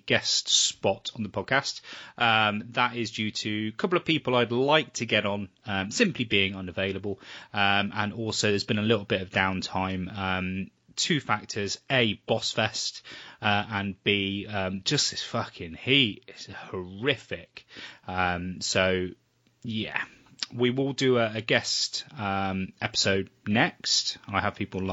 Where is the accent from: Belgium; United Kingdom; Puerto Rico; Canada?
United Kingdom; England; we're English